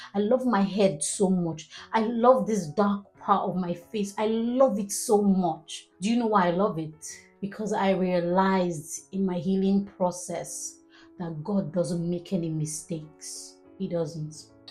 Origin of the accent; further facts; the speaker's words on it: Nigeria; I'm a Nigerian